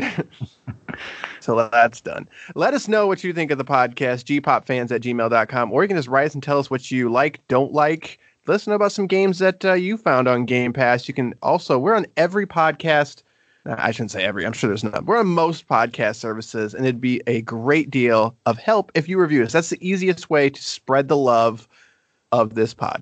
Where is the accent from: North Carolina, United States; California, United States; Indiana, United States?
Indiana, United States; South Bend; I'm from South Bend